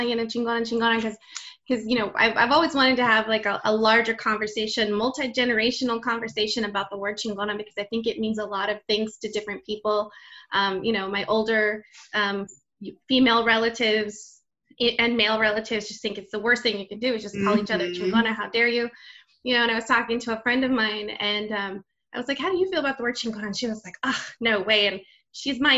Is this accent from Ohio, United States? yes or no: no; Texas, United States; I'm born and raised in Texas, so identify as Tejana